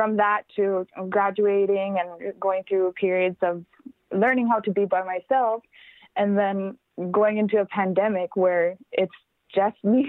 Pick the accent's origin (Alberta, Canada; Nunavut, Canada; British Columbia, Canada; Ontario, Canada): Nunavut, Canada; Baker Lake; be in my hometown, be in Baker Lake